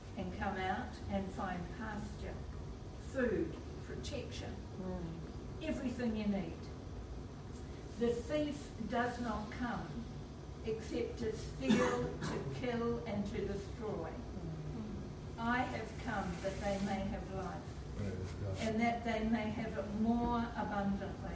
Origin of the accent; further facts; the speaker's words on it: Belfast, Northern Ireland, United Kingdom; I was from Belfast, Northern Ireland